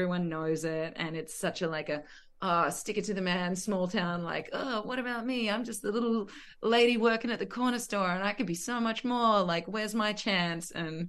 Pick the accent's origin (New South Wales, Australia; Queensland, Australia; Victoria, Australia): New South Wales, Australia; Condobolin; he was from my hometown in Condobolin